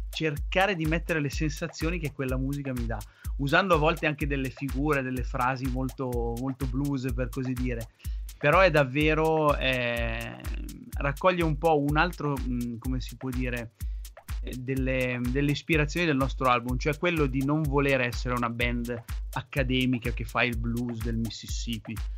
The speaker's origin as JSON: {"language": "Italian", "town": "Gorgonzola", "region": "Lombardy", "country": "Italy", "said": "sono di Gorgonzola"}